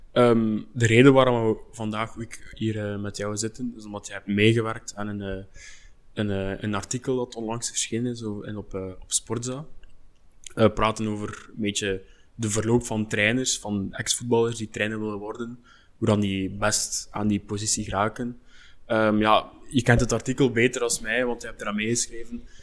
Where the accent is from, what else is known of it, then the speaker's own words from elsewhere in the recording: Belgium; wij als Belgen